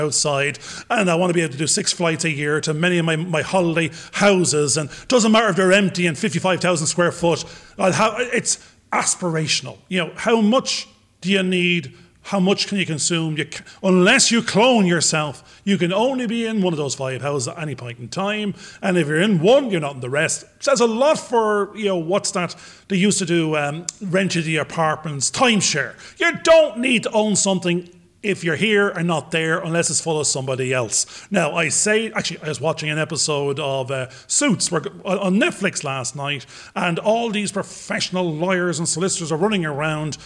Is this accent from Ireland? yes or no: yes; Ireland; accent: Irish; I'm an Irish paddy, being that I am